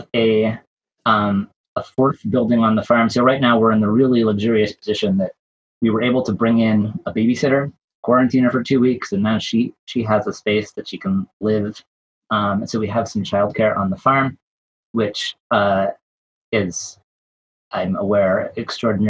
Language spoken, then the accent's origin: English; Vermont, United States; I live on the farm, the sheep farm where I grew up in Vermont